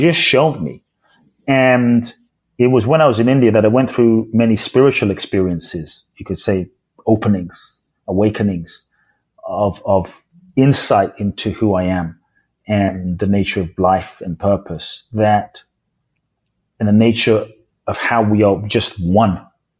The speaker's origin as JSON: {"language": "English", "country": "Ghana", "lives_now": "United Kingdom", "said": "Like, I don't feel like I'm from Ghana, even though I'm from Ghana. I don't feel like I'm British, even though I live in the UK. I don't feel like I'm Japanese."}